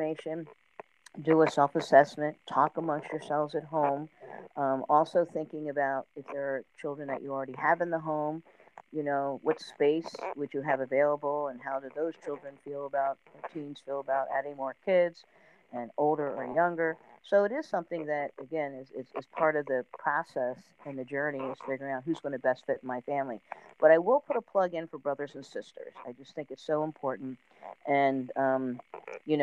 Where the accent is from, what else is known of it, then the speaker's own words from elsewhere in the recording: New Jersey, United States; I grew up in South Jersey